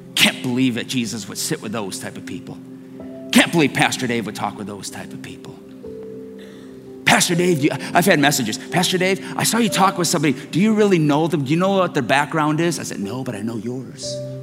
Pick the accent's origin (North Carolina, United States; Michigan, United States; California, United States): Michigan, United States; Detroit; I'm from Detroit